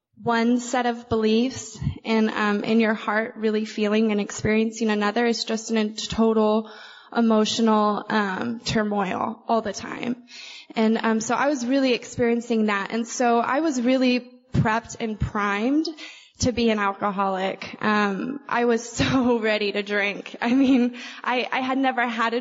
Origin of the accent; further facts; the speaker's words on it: Oklahoma, United States; I'm from Oklahoma, and they call us the buckle of the Bible Belt.